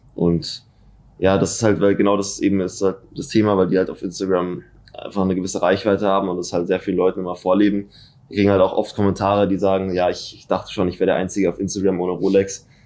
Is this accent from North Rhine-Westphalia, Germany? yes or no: no; Munich, Bavaria, Germany; ich bin in München geboren und wohne auch schon seit immer in München